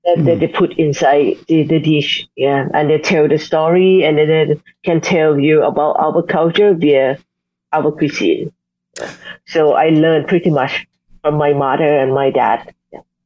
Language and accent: English; Chiang Mai, Thailand; now in Bangkok, Thailand; in my hometown, Chiang Mai, we also have our um, the cultural heritage about food